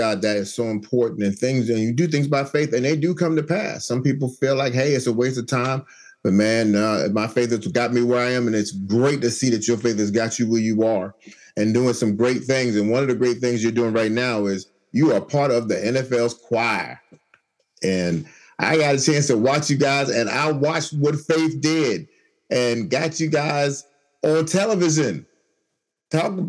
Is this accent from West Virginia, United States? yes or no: no; New York, United States; now in Washington, D.C., United States; I'm originally from New York. So I do like the Giants, but I live here in the D.C. area